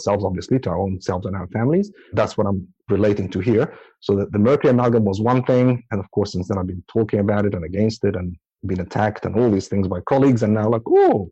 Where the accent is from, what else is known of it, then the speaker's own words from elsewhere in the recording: Abu Dhabi, United Arab Emirates; now in Auckland, New Zealand; I grew up in Abu Dhabi